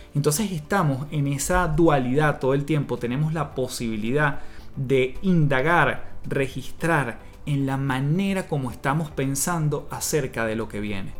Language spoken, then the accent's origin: Spanish; Venezuela; moved away as an adult; now in Chile; en Venezuela, de donde yo vengo